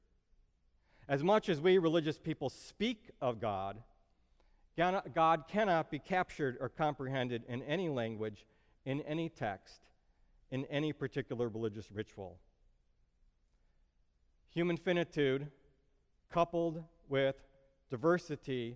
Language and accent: English; Brookfield, Illinois, United States; I grew up in Brookfield, Illinois